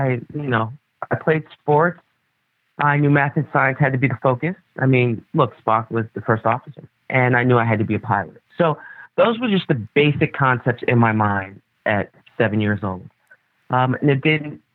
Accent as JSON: {"language": "English", "town": "New York City", "region": "New York", "country": "United States", "tie": "born or raised there", "said": "I was born and raised in the Bronx"}